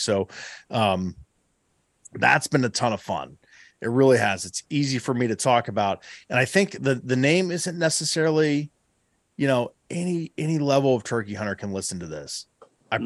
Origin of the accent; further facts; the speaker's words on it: Southeast Ohio, United States; my home state. Uh, you know, here here in Southeast Ohio